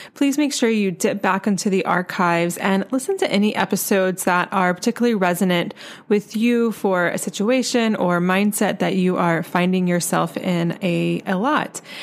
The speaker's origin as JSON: {"language": "English", "region": "North Carolina", "country": "United States", "said": "I'm from North Carolina, and I went to the University of North Carolina for college"}